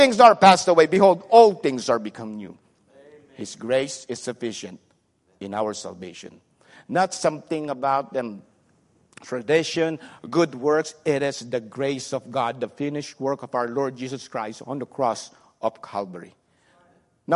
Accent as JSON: {"language": "English", "area": "Subic Bay", "region": "Central Luzon", "country": "Philippines", "tie": "born or raised there", "second_language": "English", "moved": "yes", "lives_now": "United States", "said": "I grew up in Subic Bay"}